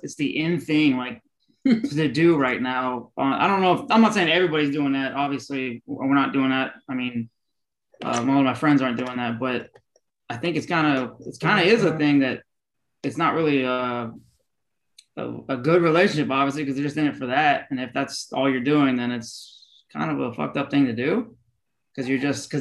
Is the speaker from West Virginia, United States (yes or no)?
no; Alabama, United States; moved away; I grew up in Alabama